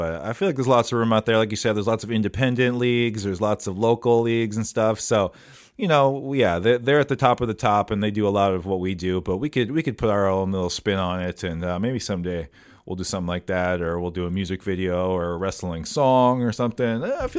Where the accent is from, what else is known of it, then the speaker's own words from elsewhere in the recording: Minnesota, United States; We grew up here in the Twin Cities, going to the same place